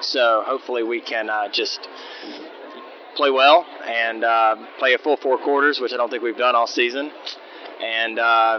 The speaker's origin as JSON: {"language": "English", "town": "Magee", "region": "Mississippi", "country": "United States", "tie": "born or raised there", "said": "I grew up in McGee"}